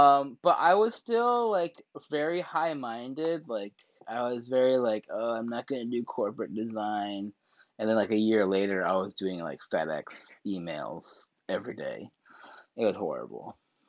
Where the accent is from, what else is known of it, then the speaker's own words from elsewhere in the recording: Seoul, South Korea; also born or lived in Colorado, United States; I was from South Korea.